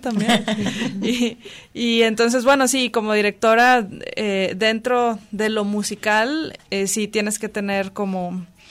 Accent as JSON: {"language": "Spanish", "town": "Ciudad Mante", "region": "Tamaulipas", "country": "Mexico", "tie": "born or raised there", "also_born_or_lived": "Tampico, Tamaulipas", "said": "Yo vengo de Tampico, Tamaulipas. Bueno, soy originaria de Ciudad Mante que está ahí como a dos horas"}